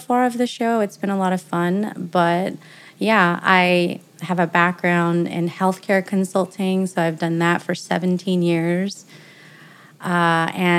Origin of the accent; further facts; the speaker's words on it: the Bay Area, California, United States; now in Las Vegas, United States; I live here in Las Vegas, Nevada. I'm originally from California, the Bay Area, so not too far, neighbor state